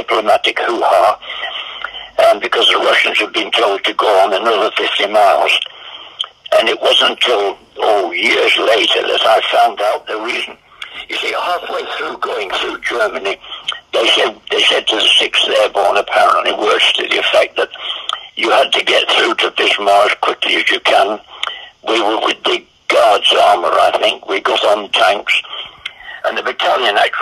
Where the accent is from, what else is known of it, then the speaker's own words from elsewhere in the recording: United Kingdom; we were British